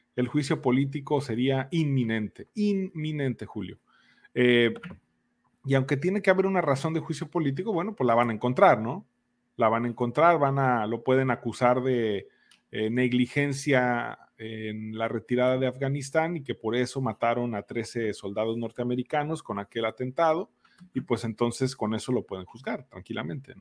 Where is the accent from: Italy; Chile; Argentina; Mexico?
Mexico